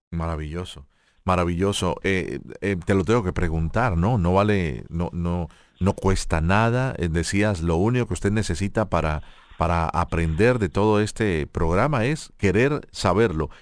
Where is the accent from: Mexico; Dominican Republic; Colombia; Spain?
Colombia; yo como colombiano